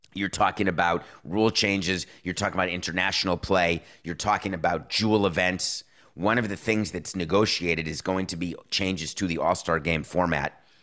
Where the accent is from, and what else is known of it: Milwaukee, Wisconsin, United States; born or raised there